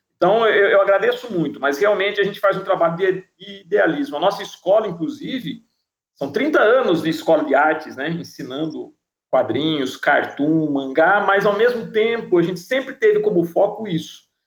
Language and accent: Portuguese; Piracicaba, São Paulo, Brazil; Piracicaba, cidade onde nasci